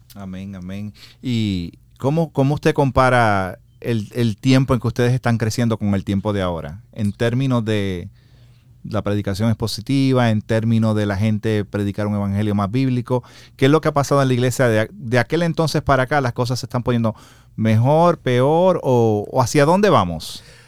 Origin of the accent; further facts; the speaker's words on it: Puerto Rico; moved away; also born or lived in United States; Yo soy de Puerto Rico.